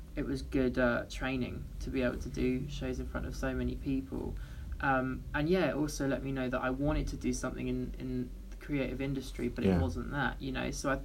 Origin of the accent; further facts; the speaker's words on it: London, United Kingdom; I'm from London